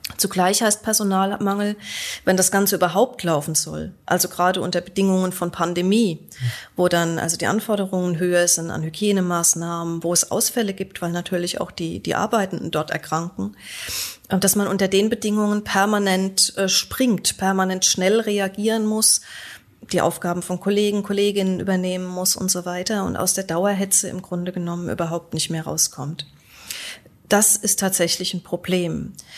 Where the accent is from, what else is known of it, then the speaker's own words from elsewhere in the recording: Göttingen, Lower Saxony, Germany; Also auch in Göttingen, wo ich herkomme